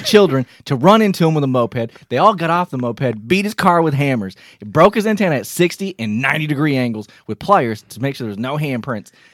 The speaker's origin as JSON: {"language": "English", "region": "Michigan", "country": "United States", "said": "we're from Michigan"}